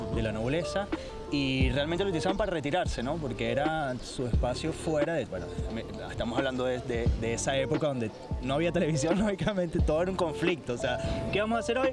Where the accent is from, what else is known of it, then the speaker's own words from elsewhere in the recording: Caracas, Capital District, Venezuela; now in Madrid, Spain; Los que somos de Caracas conocemos el Parque del Este